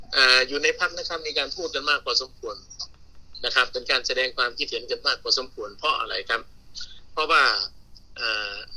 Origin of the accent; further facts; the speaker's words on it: Phibun Mangsahan, Ubon Ratchathani, Thailand; ดีใจที่เป็นคนเกิดที่พิบูลมังสาหารนะ